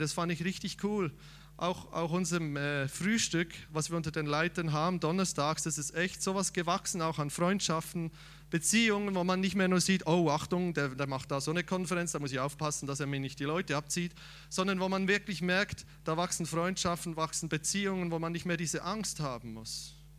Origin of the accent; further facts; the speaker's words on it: Switzerland; ich als Schweizer